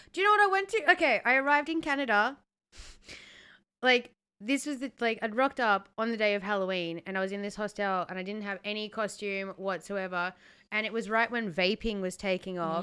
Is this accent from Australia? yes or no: yes; Australia; as a Australian